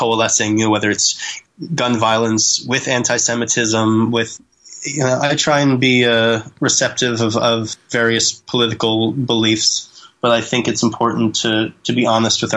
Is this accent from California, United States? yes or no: no; Pennsylvania, United States; I'm from Pennsylvania, so PA pride there